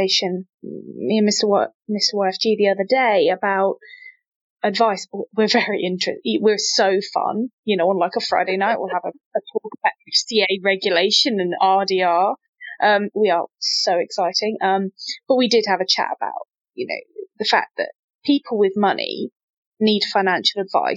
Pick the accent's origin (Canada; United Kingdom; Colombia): United Kingdom; Midlands; growing up in the Midlands